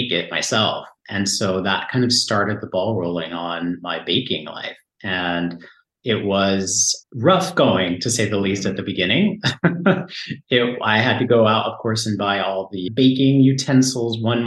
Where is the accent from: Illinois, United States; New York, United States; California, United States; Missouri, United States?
California, United States; San Diego; moved away as an adult; now in France; Southern California, where I grew up in San Diego